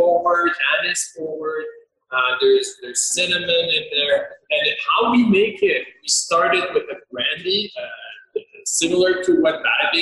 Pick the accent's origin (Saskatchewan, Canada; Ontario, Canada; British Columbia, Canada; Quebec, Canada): Quebec, Canada; Quebec City; moved away as an adult; now in Calgary, Canada; Quebec City being on the St. Lawrence River, so that's where I'm from